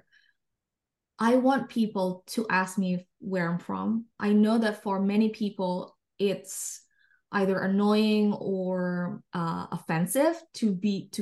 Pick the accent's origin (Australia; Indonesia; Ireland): Indonesia; English is a second language; moved away as an adult; also born or lived in Jakarta; now in United Kingdom; I'm from Indonesia